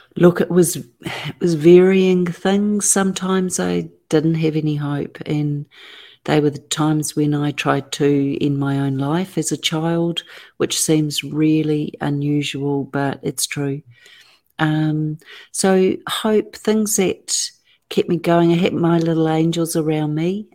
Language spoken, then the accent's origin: English; Auckland, New Zealand; I was born and raised in Auckland, New Zealand, and have lived there ever since.